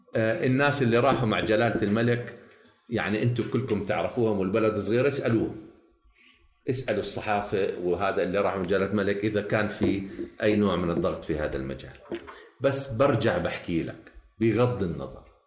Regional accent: Jordan; انا شرق اردني

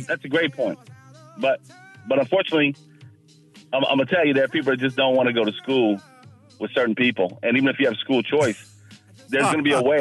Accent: Fairfax County, Virginia, United States; I grew up in Fairfax County and got the best public school education money could buy

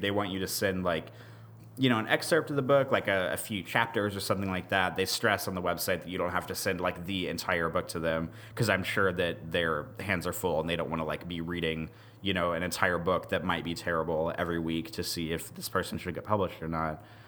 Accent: Kansas City, United States; I grew up outside of Kansas City.

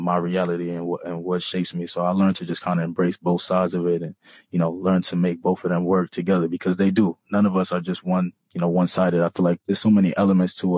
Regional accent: New York City, New York, United States; first language Bambara; also born or lived in Massachusetts; growing up in Harlem

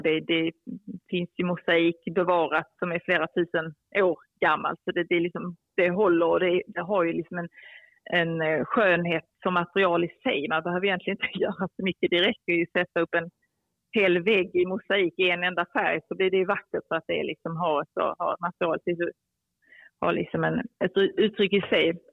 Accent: Skåne, Sweden; moved away; also born or lived in Cairo, Egypt; är jag uppväxt i, eh, i Skåne

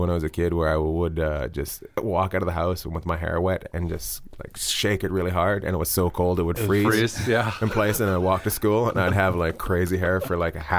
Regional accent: a little town north of Vancouver, British Columbia, Canada; I'm from a little town north of Vancouver, but I'd say Vancouver's the closest where I'm from.

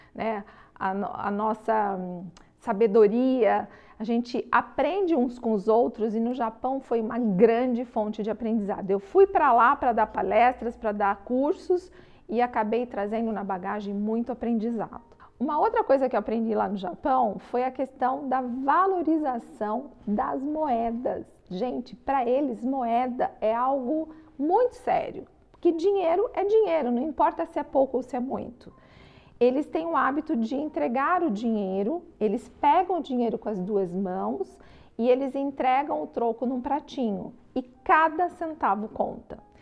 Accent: Brazil; nós somos brasileiros

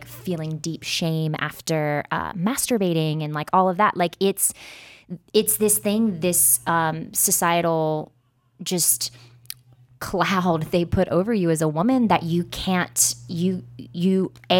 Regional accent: Mississippi, United States; I grew up in Mississippi

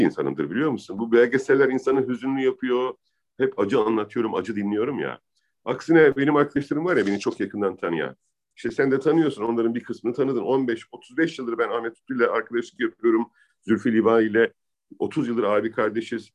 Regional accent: Adana, Turkey; moved away as an adult; also born or lived in Izmir; now in Istanbul, Turkey; ben Adanalı yaşadım gerçekten. Sokaklarında büyüdüm 18 yaşına kadar.

